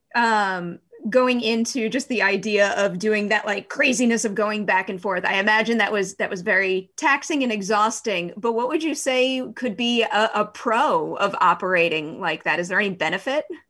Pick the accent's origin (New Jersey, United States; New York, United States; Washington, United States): New York, United States; I'm a New Yorker